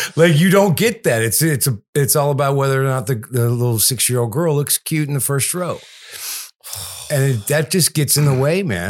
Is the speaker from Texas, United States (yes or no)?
yes; Houston, Texas, United States; I'm from Houston